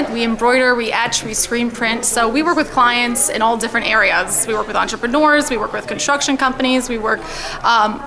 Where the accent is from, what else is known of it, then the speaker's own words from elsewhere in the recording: Colts Neck, New Jersey, United States; also born or lived in Massachusetts / Hawaii; now in Pine Beach, United States; But I grew up in Colts Neck. I'm from Colts Neck.